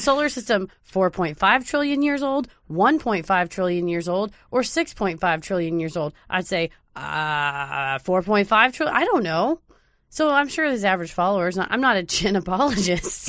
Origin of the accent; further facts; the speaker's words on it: Mesquite, Texas, United States; I'm from Mesquite, Garland and Mesquite are next door